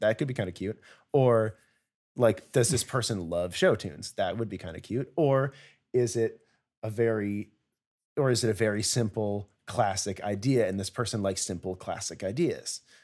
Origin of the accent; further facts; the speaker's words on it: Connecticut, United States; now in New York, United States; I'm from Connecticut, which is nowhere. And I'm now an adult in New York